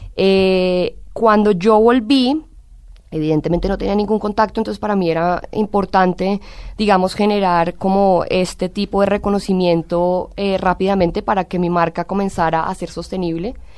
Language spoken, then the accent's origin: Spanish; Colombia; moved away as an adult; also born or lived in Italy; siempre me ha sentido muy colombiana, muy orgullosa de ser colombiana